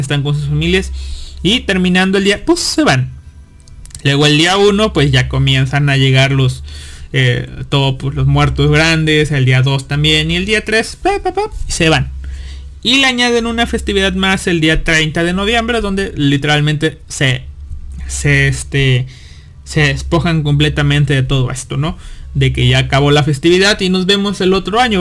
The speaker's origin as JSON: {"language": "Spanish", "region": "northern Veracruz", "country": "Mexico", "tie": "born or raised there", "moved": "yes", "said": "yo soy norte de Veracruz"}